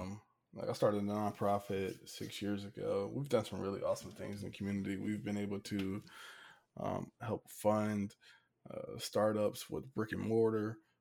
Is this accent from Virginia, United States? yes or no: yes; Hampton, Virginia, United States; I'm from Hampton